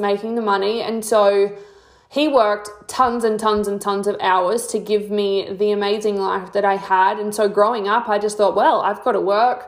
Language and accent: English; Mount Gambier, South Australia, Australia; also born or lived in Victor Harbor, South Australia; I'm from Mount Gambier, which is a small town in SA. I was born in Victor